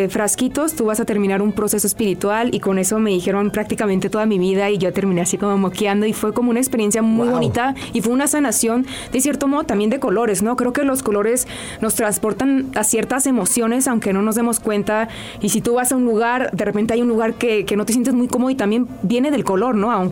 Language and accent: Spanish; Hermosillo, Sonora, Mexico; now in Mexico City, Mexico; yo cuando llegué, yo soy de Hermosillo, Sonora, y cuando llegué a Ciudad de México, la vida me fue metiendo como en rollos espirituales